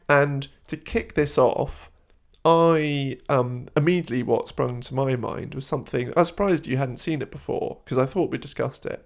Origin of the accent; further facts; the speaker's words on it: London, United Kingdom; I grew up in London, we'd have like football birthday party